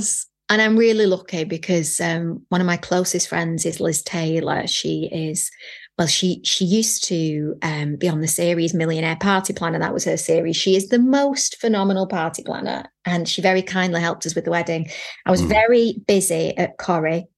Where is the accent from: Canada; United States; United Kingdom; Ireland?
United Kingdom; Manchester, North West England; we had Manchester tart because I'm from Manchester